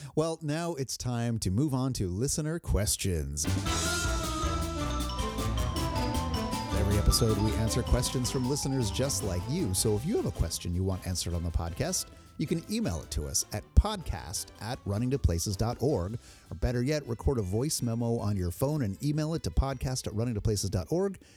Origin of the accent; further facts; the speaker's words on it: New Jersey, United States; moved away; I grew up in New Jersey